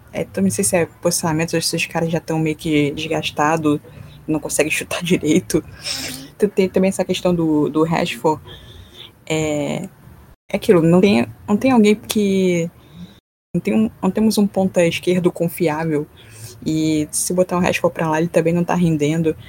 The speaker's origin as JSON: {"language": "Portuguese", "region": "Rio de Janeiro", "country": "Brazil", "said": "Sou aqui do Rio"}